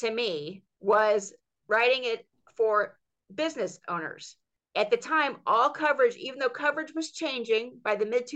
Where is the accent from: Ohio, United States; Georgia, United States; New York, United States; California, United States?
Georgia, United States; my home state of Georgia